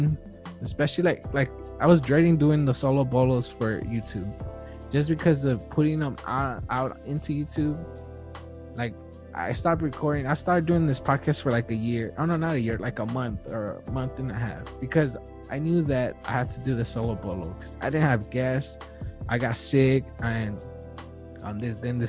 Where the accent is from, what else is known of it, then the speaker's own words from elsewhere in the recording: Wilmington, United States; I'm from Wilmington